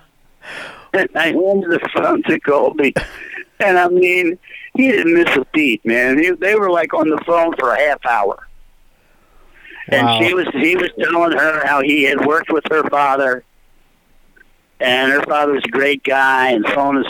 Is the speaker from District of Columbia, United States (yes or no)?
yes; Washington, District of Columbia, United States; I grew up in Washington, D.C.